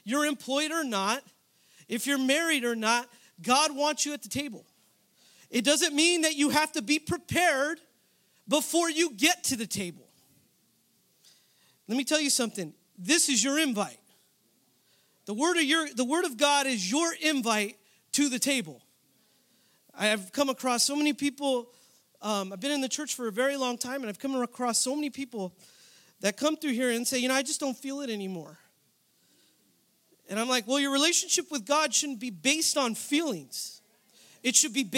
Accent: San Jose, California, United States; now in Southern California, United States; I was born and raised in San Jose, California, but I moved out here to start school

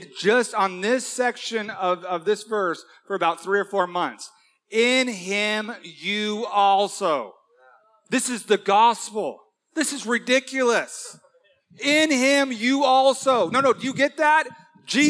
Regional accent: Huntington Beach, California, United States; This is my hometown, born and raised in Huntington Beach.

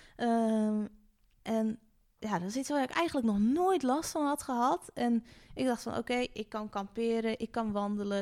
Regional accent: Friesland, Netherlands; also born or lived in North Brabant / Groningen; now in Hengelo, Netherlands; Ik ben geboren in Brabant. En oh, ik heb bijna mijn hele leven in Friesland gewoond

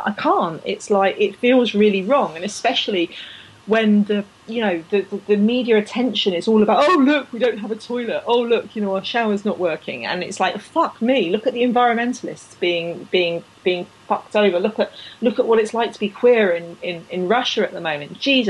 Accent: Canada; And especially as a Canadian, I mean, like, you know, the Winter Games in our countries aren't a big deal, really, are they?

